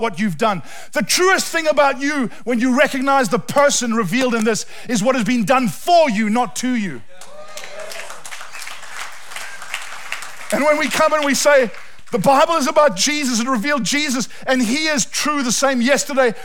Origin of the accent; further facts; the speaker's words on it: South Africa; moved away; we're South African